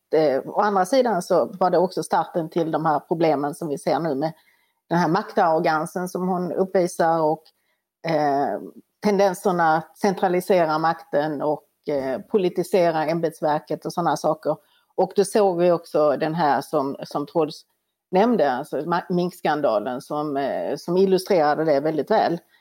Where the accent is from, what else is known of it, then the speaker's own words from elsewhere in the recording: Sweden; vi som svenskar